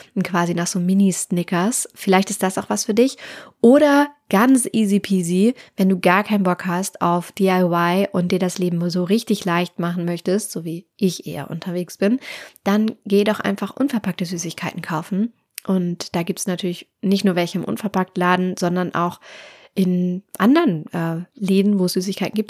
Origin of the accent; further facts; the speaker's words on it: Hamburg, Germany; ich komme aus Hamburg